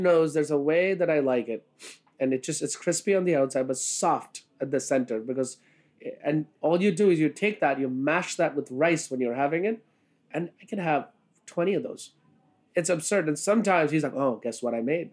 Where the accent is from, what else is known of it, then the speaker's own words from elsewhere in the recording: India; now in New York City, United States; who's from India